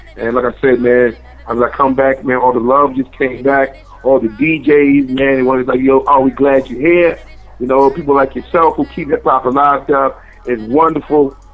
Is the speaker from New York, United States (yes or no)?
yes; New York City, New York, United States; I was born in the Bronx. I'm a Bronx, yeah. I'm a Bronx kid